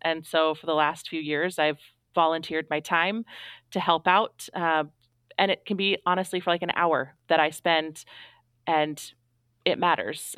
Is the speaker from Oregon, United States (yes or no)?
yes; Astoria, Oregon, United States; moved away as an adult; I moved back home to my hometown